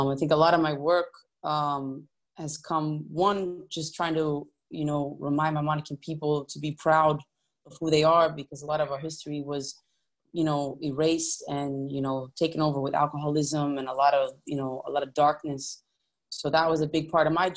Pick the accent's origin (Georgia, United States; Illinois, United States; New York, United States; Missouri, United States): New York, United States; I grew up in New York